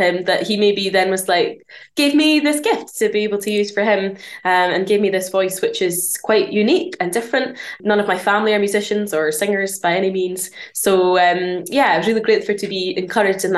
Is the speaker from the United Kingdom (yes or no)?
yes; near Aberdeen, northeast of Scotland, United Kingdom; now in Bathgate, United Kingdom; I'm from Scotland. Originally from the northeast of Scotland, up near Aberdeen.